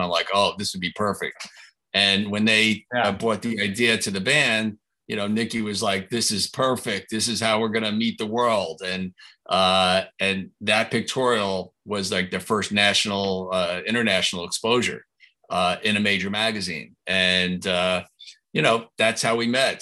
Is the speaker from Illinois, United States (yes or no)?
no; New Jersey, United States; I was an hour from New York City